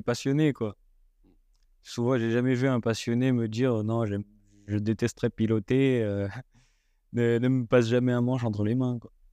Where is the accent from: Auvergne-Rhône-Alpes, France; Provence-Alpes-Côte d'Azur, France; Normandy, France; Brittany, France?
Auvergne-Rhône-Alpes, France; Haute-Savoie; je viens de, de Haute-Savoie, petit village en Haute-Savoie